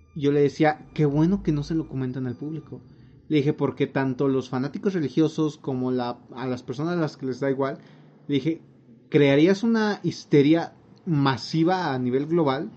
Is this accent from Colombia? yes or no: no; Mexico; como mexicano promedio